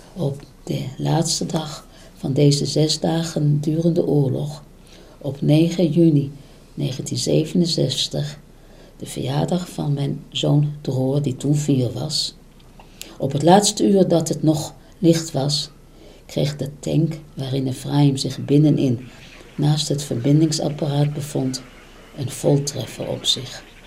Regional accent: Netherlands; moved away as an adult; now in Israel; Mijn jeugd in Nederland de strikte opvoeding

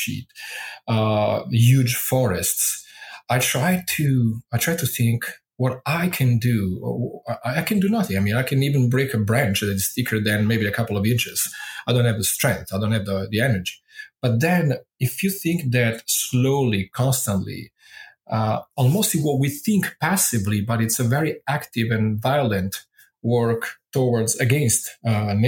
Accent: Italy; first language Italian; English is a second language; moved away as an adult; my thinking in Italian, being grown up with the language

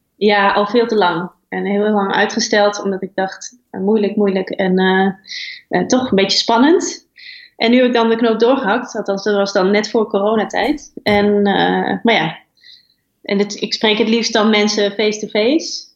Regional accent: Twente, Overijssel, Netherlands; now in western Netherlands; het is gewoon een prachtige een streek met hun eigen gebruiken en mooie natuur. En, ja. en waar ik ben opgegroeid

